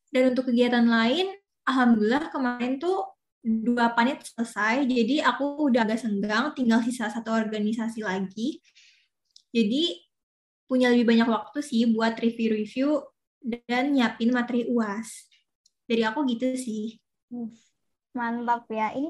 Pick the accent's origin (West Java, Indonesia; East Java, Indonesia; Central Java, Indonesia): West Java, Indonesia; Bandung; Halo semuanya … aku dari Ilmu Ekonomi Islam 2021, asal dari Bandung dan merupakan staf humas SNF.